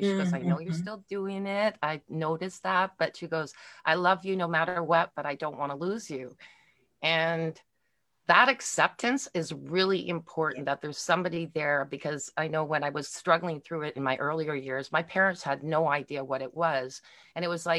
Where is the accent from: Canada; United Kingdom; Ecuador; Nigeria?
Canada; Montreal, Quebec; now in Milton, Canada; I am from originally from Montreal, Quebec, but I live in Milton, Ontario right now in Canada